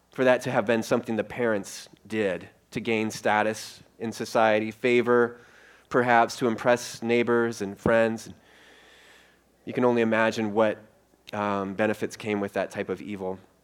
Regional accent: Iowa, United States; also born or lived in Colorado / Minneapolis; Rosie and I, we're, we're from Iowa

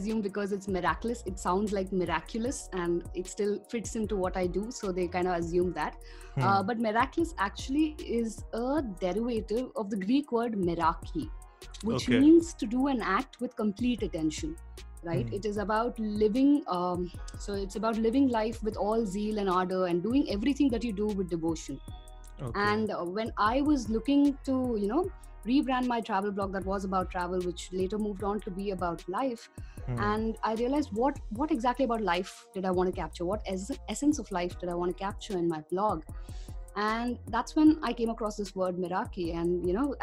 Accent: Chennai, Tamil Nadu, India; moved away as an adult; now in Mumbai, India; I'm born and brought up in Chennai, and I'm currently based out of Bombay.

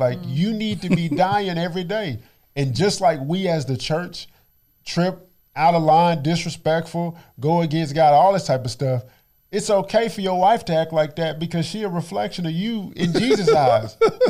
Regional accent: Dallas, Texas, United States; born and raised in Oak Cliff, Texas.

